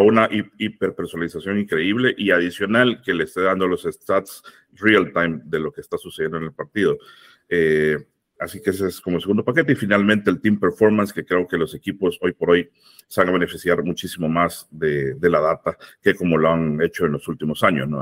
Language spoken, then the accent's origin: Spanish; El Salvador; yo soy salvadoreño